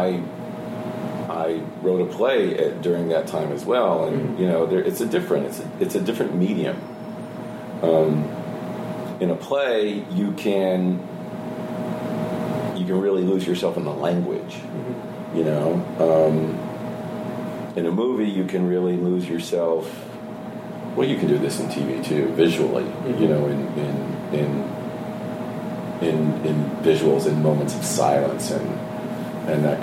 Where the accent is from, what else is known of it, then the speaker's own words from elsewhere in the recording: the South, United States; I'm from the South